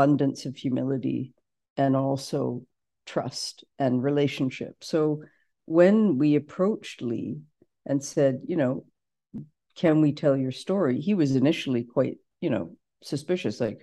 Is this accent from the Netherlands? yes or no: no; Canada; we're from Canada